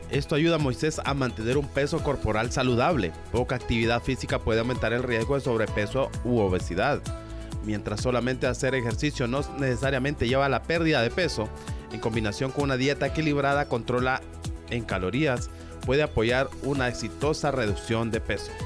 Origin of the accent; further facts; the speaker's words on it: Honduras; como hondureños debemos de conocer